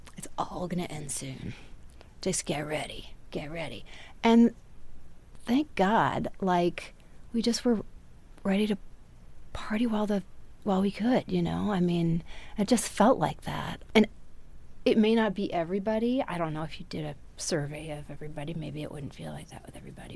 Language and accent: English; Wisconsin, United States; now in Texas, United States; I grew up in Wisconsin